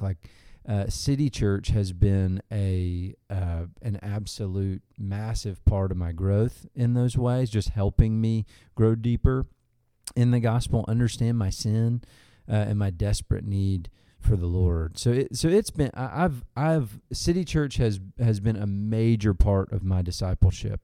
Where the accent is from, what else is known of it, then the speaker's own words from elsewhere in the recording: Arkansas, United States; grew up in Arkansas